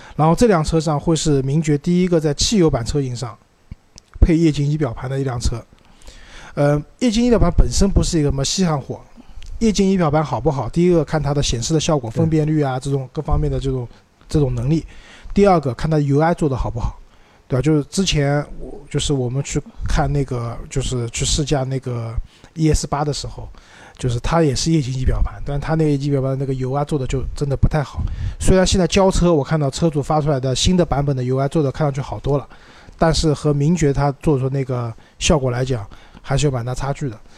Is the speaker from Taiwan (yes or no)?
no; Shanghai, China; accent: Shanghainese; 用我们上回话讲